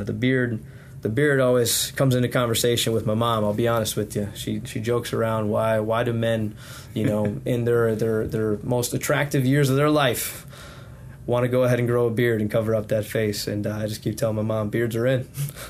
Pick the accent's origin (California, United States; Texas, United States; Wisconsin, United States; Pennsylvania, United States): Wisconsin, United States; moved away as an adult; now in Sampson County, North Carolina, United States; I was born and raised in Wisconsin, so being down in Sampson County now is a different world